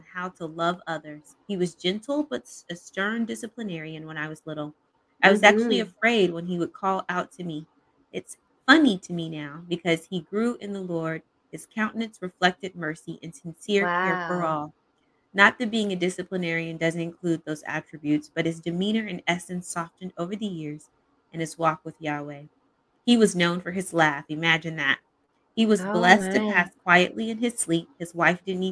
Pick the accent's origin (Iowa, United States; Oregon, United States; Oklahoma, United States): Oklahoma, United States; Edmond; moved away; I grew up in the Midwest in Oklahoma City. Actually, it's a suburb called Edmond.